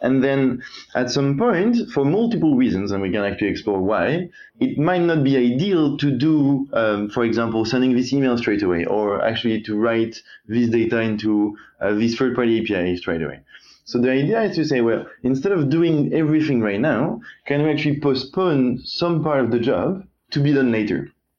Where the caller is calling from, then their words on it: London, United Kingdom; Hey Benjamin, I'm from London at the moment.